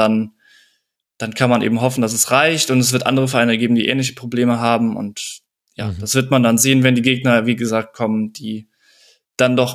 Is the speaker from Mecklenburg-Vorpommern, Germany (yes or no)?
no; Cologne, North Rhine-Westphalia, Germany; Auch den kennt man ja als Kölner so ein bisschen besser.